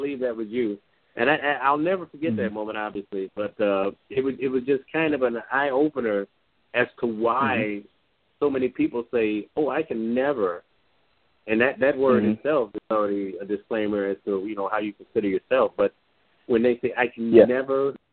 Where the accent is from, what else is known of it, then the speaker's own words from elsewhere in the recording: Midwest, United States; I'm from the Midwest